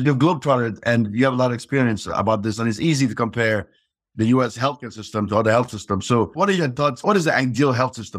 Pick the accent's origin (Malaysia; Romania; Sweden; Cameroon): Cameroon; moved away; growing up in Cameroon